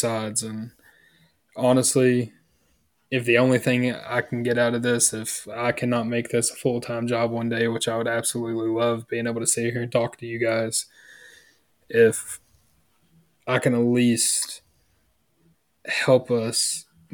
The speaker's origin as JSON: {"language": "English", "region": "the South", "country": "United States", "said": "we're from the South, you know, Bible Belt of the South."}